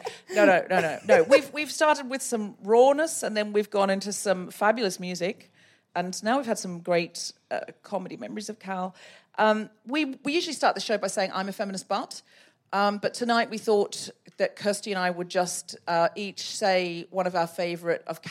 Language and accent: English; London, United Kingdom; I'm from London